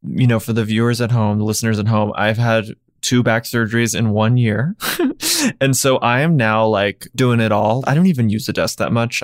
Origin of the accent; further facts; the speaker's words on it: Nashville, Tennessee, United States; I grew up in Nashville